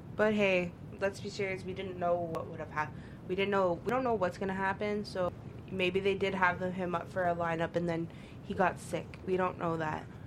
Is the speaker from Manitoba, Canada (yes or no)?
no; Toronto, Ontario, Canada; also born or lived in Brampton; I'm originally from Toronto, so sometimes I say I'm from Toronto. Sometimes I'll be like, yeah, yo, I'm a Brampton